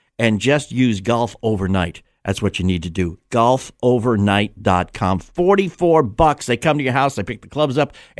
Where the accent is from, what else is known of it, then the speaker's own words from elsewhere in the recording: New England, United States; moved away; I'm originally from New England too